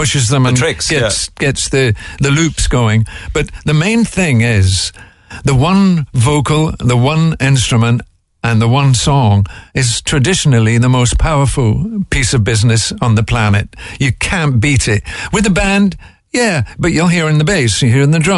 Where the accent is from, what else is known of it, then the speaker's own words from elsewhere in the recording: Glasgow, Scotland, United Kingdom; I'm from Glasgow with a Scots and Irish background. I grew up in the late 40s and the early 50s